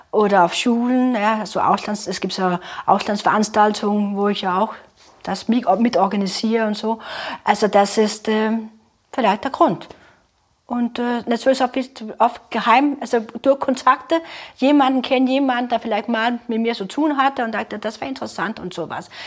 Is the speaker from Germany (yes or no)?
no; North Denmark Region, Denmark; ja, meine Heimat natürlich, das ist ja super, ja, der Jammerbucht, wo ich herkomme, kurz bevor Norwegen anfängt.